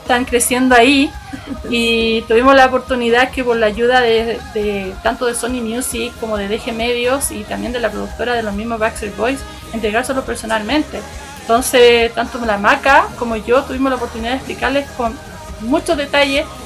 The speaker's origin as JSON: {"language": "Spanish", "town": "Santiago", "region": "Santiago Metropolitan Region", "country": "Chile", "tie": "born or raised there", "moved": "yes", "said": "me tocó ir a Santiago, que es mi ciudad natal, mi, mi querido Santiago"}